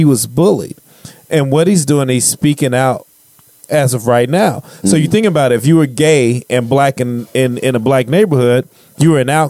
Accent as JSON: {"language": "English", "town": "Chicago", "region": "Illinois", "country": "United States", "tie": "born or raised there", "said": "I grew up on the South Side of Chicago where he came from."}